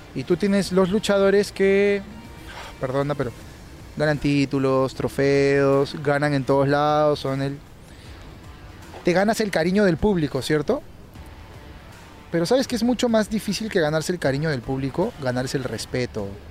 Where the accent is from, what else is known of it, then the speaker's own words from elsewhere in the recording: Peru; Aquí en Perú ¿Qué estilo somos los peruanos?